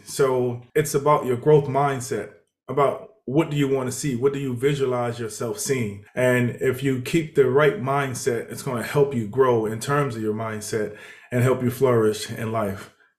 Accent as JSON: {"language": "English", "town": "Houston", "region": "Texas", "country": "United States", "tie": "born or raised there", "also_born_or_lived": "Mississippi", "said": "I grew up in Houston, Texas. Well, actually, we moved a lot. So I lived in Mississippi at the beginning of my life. I spent a lot of my years growing up in Houston, Texas."}